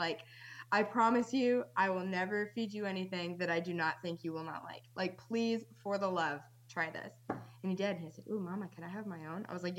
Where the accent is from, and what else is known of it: Western Massachusetts, United States; born or raised there; also born or lived in North Dakota